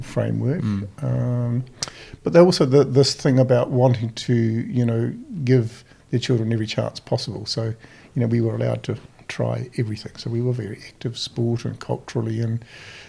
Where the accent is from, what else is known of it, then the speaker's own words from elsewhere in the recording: Napier, Hawke's Bay, New Zealand; also born or lived in Gisborne; I was born in Gisborne, but grew up in Hawke's Bay on a piece of quarter acre piece of dirt just on the edge of Napier